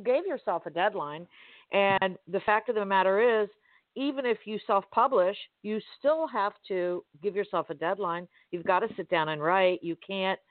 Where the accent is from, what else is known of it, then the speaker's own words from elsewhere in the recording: Miami, Florida, United States; now in Southwest Florida, United States; my hometown of Miami